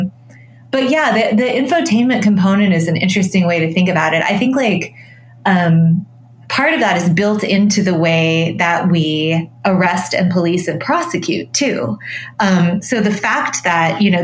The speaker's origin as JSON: {"language": "English", "region": "Colorado", "country": "United States", "tie": "born or raised there", "said": "I grew up in Colorado"}